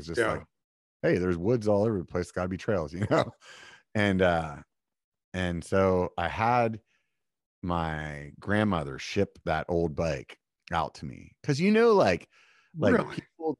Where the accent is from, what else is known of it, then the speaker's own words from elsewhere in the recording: York, Pennsylvania, United States; Pennsylvania. And the city I'm from is like it's called York, like the peppermint patty.